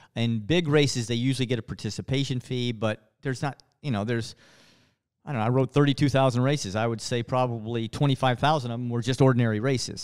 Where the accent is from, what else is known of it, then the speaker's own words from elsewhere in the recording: West Texas, United States; Growing up, in West Texas